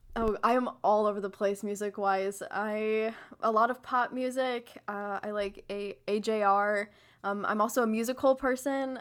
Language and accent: English; St. Louis, Missouri, United States; I'm from Saint Louis